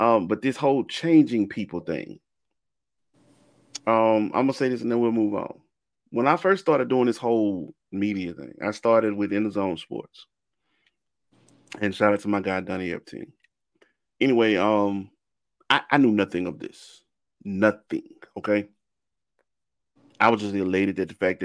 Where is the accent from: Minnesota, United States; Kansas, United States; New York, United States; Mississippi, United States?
Mississippi, United States; I'm from Mississippi